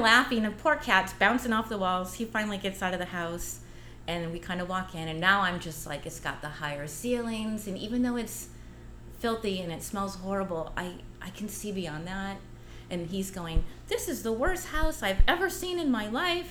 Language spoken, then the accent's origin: English; Los Angeles, California, United States; also born or lived in Granada Hills, California; now in San Pedro, United States; I grew up in Westchester, California, and have had the pleasure of being a new San Pedrin here